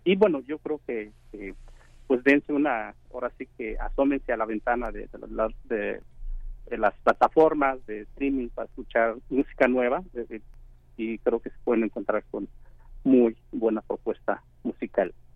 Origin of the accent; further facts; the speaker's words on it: Oaxaca, Mexico; moved away; also born or lived in Mexico City; soy de Oaxaca